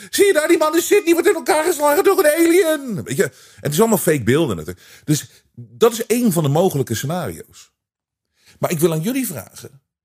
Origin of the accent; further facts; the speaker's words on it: Netherlands; wij als Nederlanders